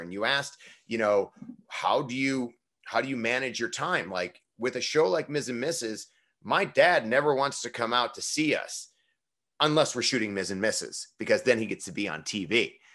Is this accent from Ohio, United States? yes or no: yes; Parma, Ohio, United States; moved away; I grew up in Parma, Ohio